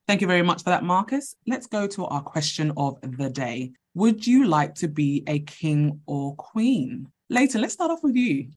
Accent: United Kingdom; I am also Brit

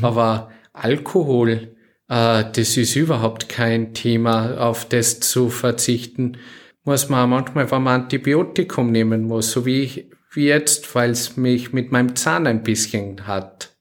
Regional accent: Salzburg, Austria; now in Oberalm, Austria; ich bin aus Salzburg Stadt her

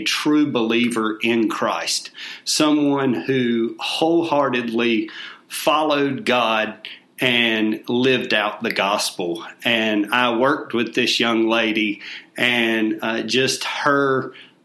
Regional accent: Albemarle, North Carolina, United States; moved away as an adult; now in Rock Hill, United States; I am originally from Albemarle, North Carolina

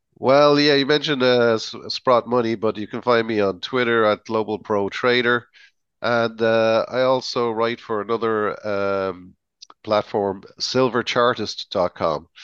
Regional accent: Ireland; as an Irishman

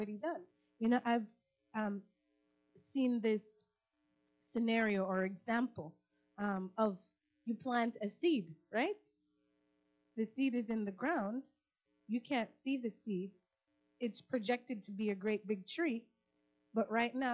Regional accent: Florida, United States; So I'm from Florida

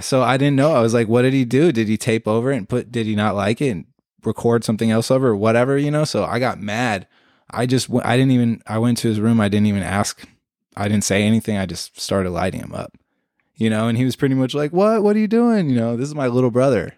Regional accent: Concord, California, United States; also born or lived in Santa Cruz; I'm from Concord

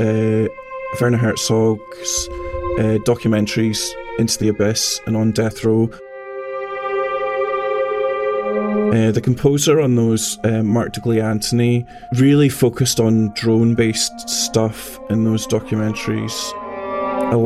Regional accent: Scotland, United Kingdom; I'm a composer from Scotland

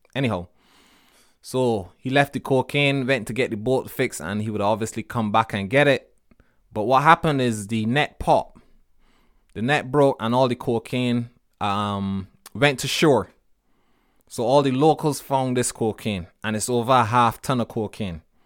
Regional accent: Barbados; moved away; When I was growing up in Barbados

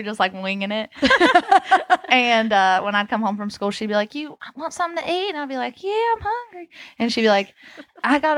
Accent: Southern West Virginia, United States; we're all from Southern West Virginia, born and raised.

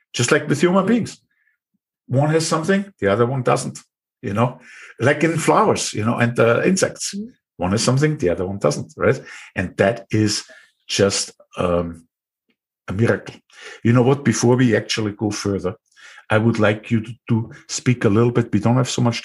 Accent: Austria; accent: Austrian; English is a second language; my Austrian accent

